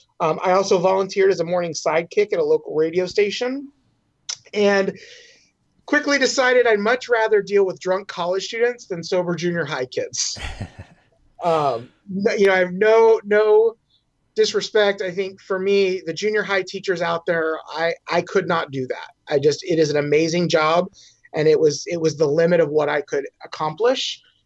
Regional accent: East Coast, United States; that's kind of where I grew up on the East Coast, and then came out here.

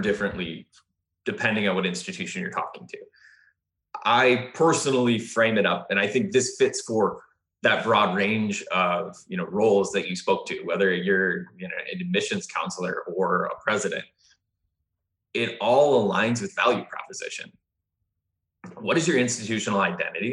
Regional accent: Midwest, United States; I'm from the Midwest

